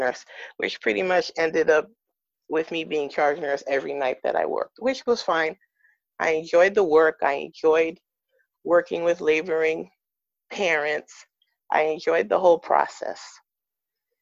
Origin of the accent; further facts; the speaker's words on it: New York, United States; moved away as an adult; also born or lived in West Coast; I'm originally from New York, and we were moving out to the West Coast